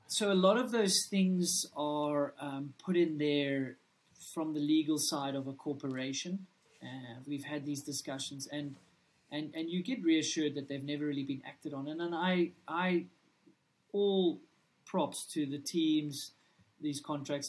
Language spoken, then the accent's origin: English; South Africa; I'm a kid from South Africa